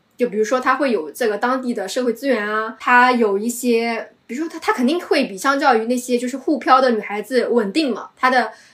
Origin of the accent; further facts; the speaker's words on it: Shanghai, China; 因为我是从小生活在郊区嘛，然后我身边的同学呀，包括朋友啊，他们的这个观念还是比较传统的。他们，我，因为我是九零后嘛，九四年九零后，所以我的这一代人都是独生子女